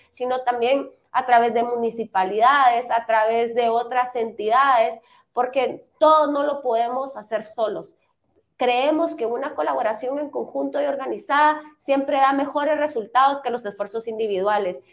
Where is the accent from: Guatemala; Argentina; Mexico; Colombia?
Guatemala; nosotros como guatemaltecos